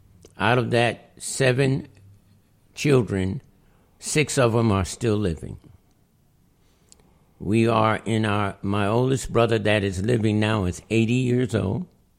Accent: Albany, New York, United States; also born or lived in Latham, New York; My family grew up here in Albany, New York. I was born in 1940. I was born on Bleecker Street, 50 Bleecker Street in Albany. It doesn't exist now.

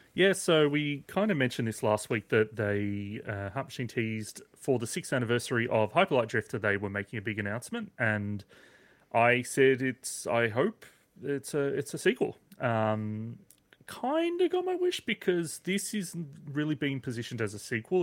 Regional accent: Australia; as an Australian gamer

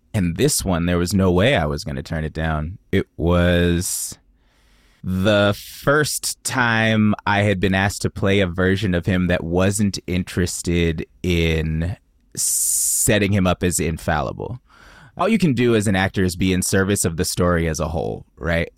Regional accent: the Bay Area, California, United States; I grew up in the Bay

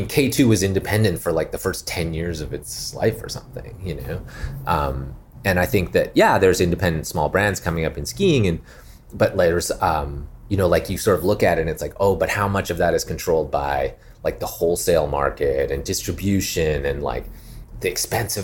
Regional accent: Calgary, Alberta, Canada; now in Los Angeles, United States; growing up in Calgary

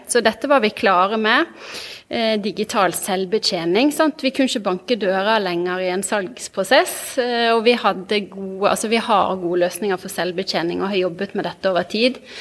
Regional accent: Bergen, Vestland, Norway; also born or lived in Trondheim; jeg kommer fra Bergen. Jeg vokste opp på Eidsvollneset, rett ved rett ved Handelshøyskolen

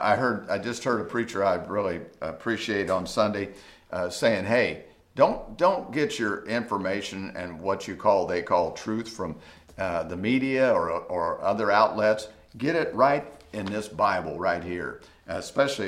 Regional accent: United States; as an American and as a Christian

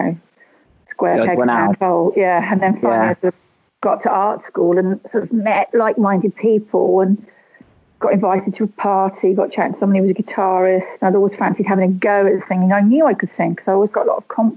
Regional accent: Shropshire, West Midlands, United Kingdom; also born or lived in Huyton, Liverpool; I was born in Highton, which is a sort of suburb of Liverpool. And we left when I was 7. So I don't know Liverpool incredibly well, really, because I grew up in Shropshire.

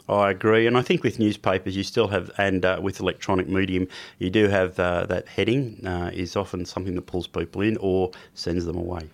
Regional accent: Sydney, New South Wales, Australia; also born or lived in New Zealand; I was brought up mainly in Sydney in the Sutherland Shire.

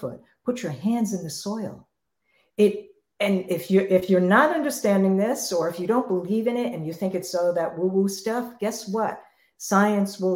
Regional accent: New York City, New York, United States; I grew up in New York City. I lived in apartments my entire life growing up.

